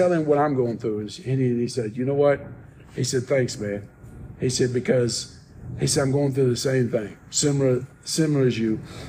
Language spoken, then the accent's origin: English; New Albany, Indiana, United States; now in Arkansas, United States; I grew up in Indiana, New Albany, Indiana